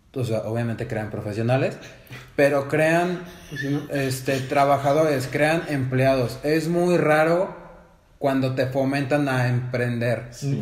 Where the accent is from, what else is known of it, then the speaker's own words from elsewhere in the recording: San Luis Potosí, Mexico; yo crecí aquí en San Luis